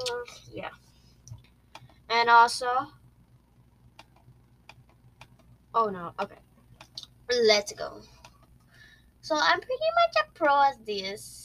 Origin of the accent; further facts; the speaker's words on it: Philippines; I'm a Filipino. I don't seem like one, but I am one.